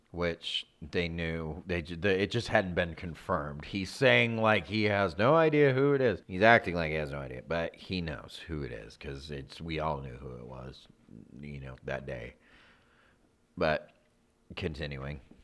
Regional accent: California, United States; we grew up in California. We grew up about forty-five minutes, maybe a little over, from Greg Laurie's church.

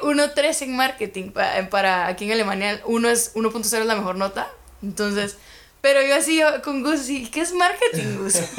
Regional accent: Guatemala; moved away as an adult; now in Germany; soy de Guatemala

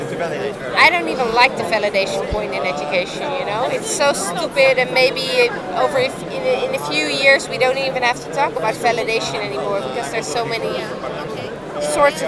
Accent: Amsterdam, North Holland, Netherlands; I'm from Amsterdam

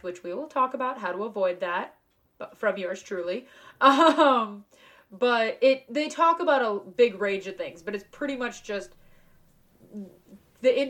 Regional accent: Florida, United States; moved away as an adult; also born or lived in Delaware; I'm from Florida

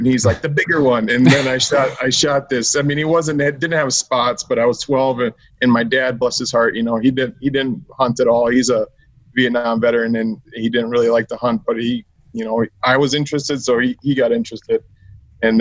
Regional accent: Campbellsport, Wisconsin, United States; from a little town called Campbellsport, Wisconsin

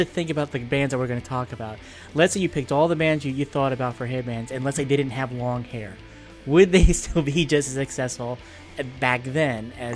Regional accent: New Jersey, United States; we up in North Jersey, we call them hair bears

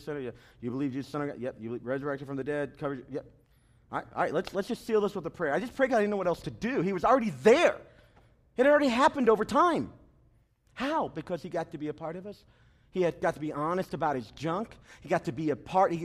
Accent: the South, United States; I'm from the South

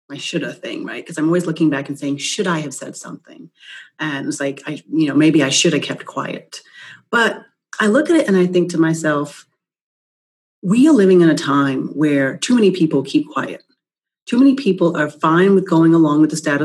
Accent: New York, United States; I'm from New York. I consider myself a New Yorker

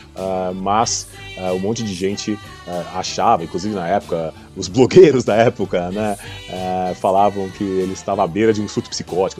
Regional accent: Goiânia, Goiás, Brazil; now in São Paulo, Brazil; na minha infância, lá em Goiânia, eu sou de Goiânia

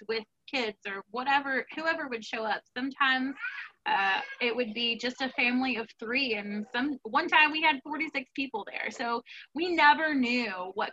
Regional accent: New Orleans, Louisiana, United States; moved away; we are from New Orleans

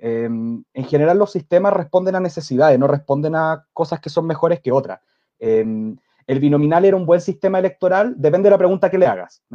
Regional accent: Chile; nosotros como chilenos

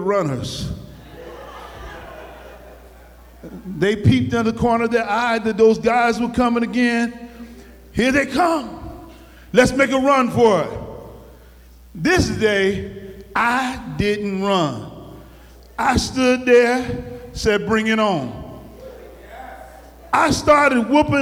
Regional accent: New Haven, Connecticut, United States; I grew up in New Haven in the Ashman Street Projects

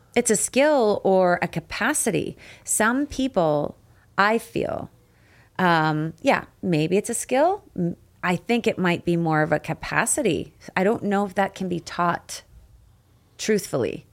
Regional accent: Canada; I got the can-, Canadian in me

